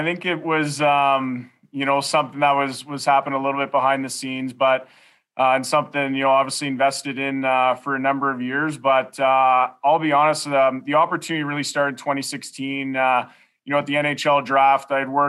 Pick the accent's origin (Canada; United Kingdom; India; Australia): Canada; Orleans, Ontario; Born and raised in Orleans.